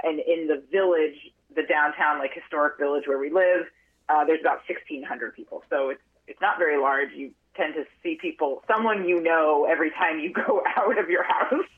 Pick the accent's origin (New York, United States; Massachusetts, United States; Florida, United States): Massachusetts, United States; outside of Boston; moved away as an adult; also born or lived in Park City, Utah; now in Vermont, United States; I grew up outside of Boston